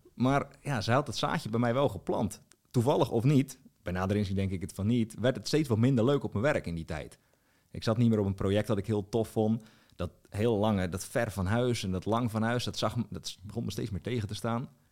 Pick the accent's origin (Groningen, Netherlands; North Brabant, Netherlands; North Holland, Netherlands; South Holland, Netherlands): South Holland, Netherlands; Strijen; moved away as an adult; also born or lived in Hoeksche Waard / Drenthe; in Strijen, waar ik vandaan kom